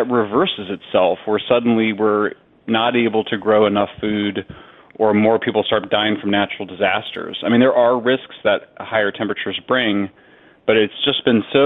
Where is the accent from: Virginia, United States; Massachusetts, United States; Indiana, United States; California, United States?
California, United States; my home state of California